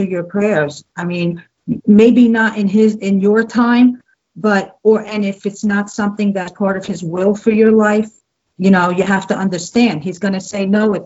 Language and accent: English; Jersey City, New Jersey, United States; moved away as an adult; I was born and raised Catholic in New Jersey, in Jersey City